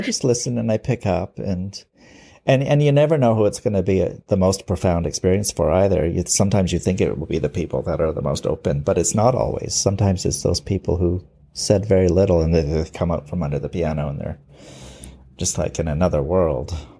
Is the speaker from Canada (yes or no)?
yes; Vancouver, British Columbia, Canada; I've lived here all my life, all sixty years of my life. I'm a rare original in Vancouver. It's very rare to meet someone who was born here.